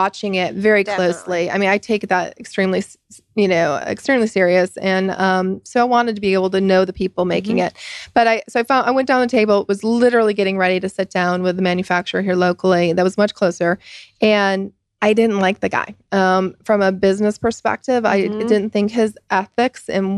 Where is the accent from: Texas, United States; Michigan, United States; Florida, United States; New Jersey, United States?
Michigan, United States; moved away; I'm from Michigan and come from a Ford family.